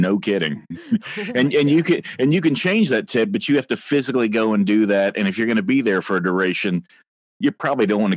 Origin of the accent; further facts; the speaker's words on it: Texas, United States; moved away; also born or lived in Indiana / St. Louis / Fort Worth; I really grew up in Texas, where more really is more. I was born in Indiana, so you did get the WikiLink right on that. But I grew up in the undeservedly arrogant state